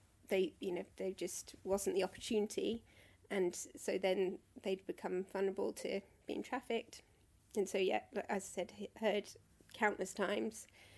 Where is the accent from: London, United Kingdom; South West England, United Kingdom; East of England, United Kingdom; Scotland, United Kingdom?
London, United Kingdom; Croydon; I grew up in Croydon.